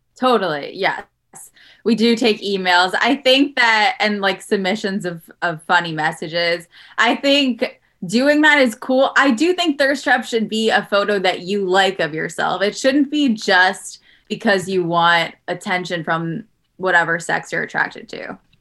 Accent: New York City, New York, United States; moved away as an adult; also born or lived in Los Angeles; now in Jersey City, United States; I'm from Queens

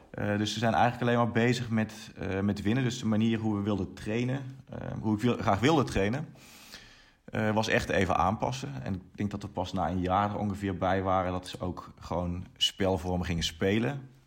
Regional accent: Eindhoven, North Brabant, Netherlands; also born or lived in Nijmegen; now in Germany; ik kom eigenlijk uit Eindhoven

